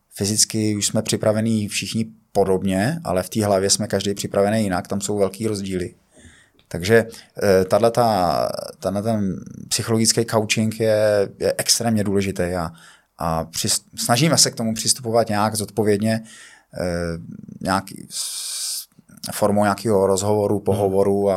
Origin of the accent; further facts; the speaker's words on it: Pardubice, Pardubice Region, Czechia; já jsem z Pardubic